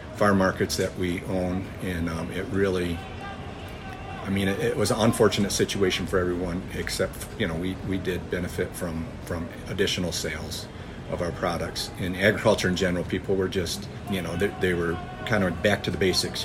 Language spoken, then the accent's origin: English; Michigan, United States; We are visiting from the United States, Michigan